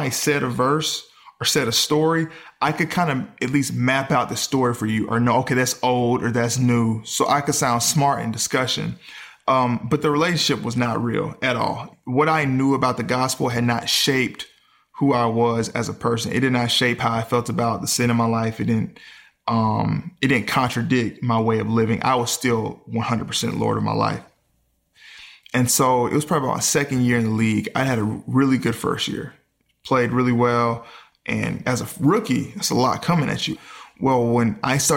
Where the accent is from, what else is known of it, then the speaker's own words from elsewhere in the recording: Mississippi, United States; I grew up in the South where, you know, Mississippi